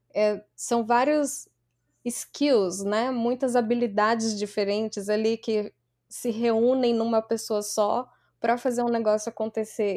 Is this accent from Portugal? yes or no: no; Barueri, São Paulo, Brazil; moved away as an adult; also born or lived in Santos, Brazil / Houston, Texas, United States; now in New York, United States; eu sou da Grande São Paulo, uma cidade relativamente pequena, Barueri